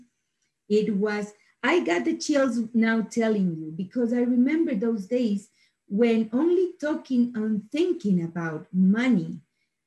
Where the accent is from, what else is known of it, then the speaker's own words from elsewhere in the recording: Ecuador; moved away as an adult; now in United States; I am from Ecuador. I was born and raised in Ecuador.